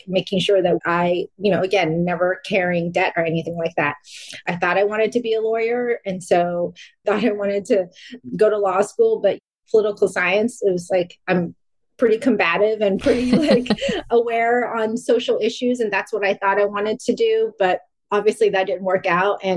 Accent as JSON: {"language": "English", "region": "California", "country": "United States", "tie": "born or raised there", "also_born_or_lived": "Vung Tau, Vietnam / Wichita, Kansas", "said": "growing up in California, like I went to Lee's every weekend"}